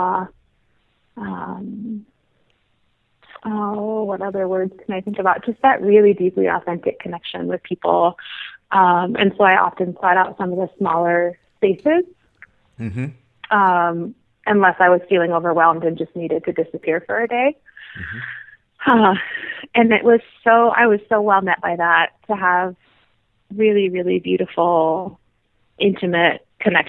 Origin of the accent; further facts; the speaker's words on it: United States; as an American